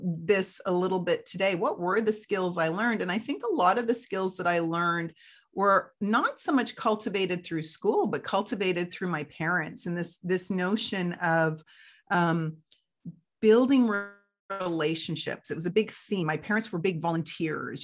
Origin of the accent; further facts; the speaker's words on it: Canada; also born or lived in United Kingdom; we moved to Canada in 1977